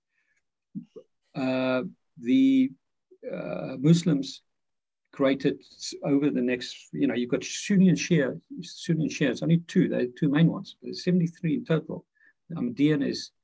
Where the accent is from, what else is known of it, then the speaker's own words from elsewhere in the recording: Pretoria, Gauteng, South Africa; moved away; I grew up in Dutch Reformed Church in Pretoria, South Africa, the heart of apartheid